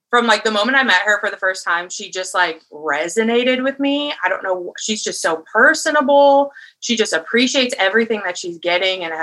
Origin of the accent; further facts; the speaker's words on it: Wisconsin, United States; now in Nashville, United States; am originally from Wisconsin. I went to pharmacy school, moved here, and I'm a pharmacist now in Nashville.